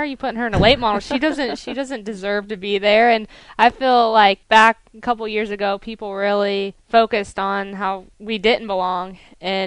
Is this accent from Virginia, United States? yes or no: no; Pensacola, Florida, United States; I do live like a minute from that racetrack. So all my family was there. My friends were there